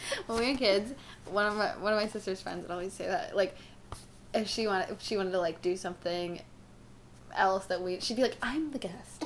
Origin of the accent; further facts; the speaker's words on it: Florida, United States; I'm from Florida